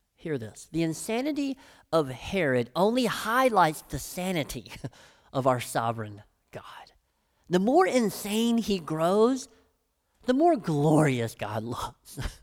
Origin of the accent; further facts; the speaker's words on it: Brighton, Tennessee, United States; I'm from Brighton, Tennessee